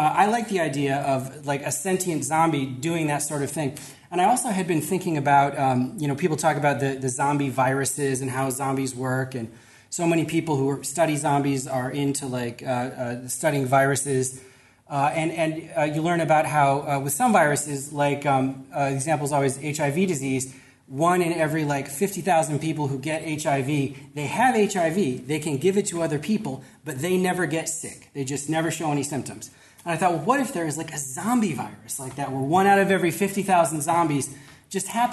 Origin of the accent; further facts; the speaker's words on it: Chicago, Illinois, United States; I'm from Chicago, and I've worked for many years in like community development in Chicago